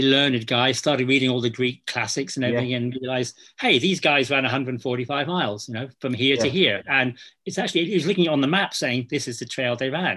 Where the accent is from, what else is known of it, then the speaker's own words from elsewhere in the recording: Cornwall, South West England, United Kingdom; now in Scotland, United Kingdom; when I was brought up in Cornwall, everyone ran on the trails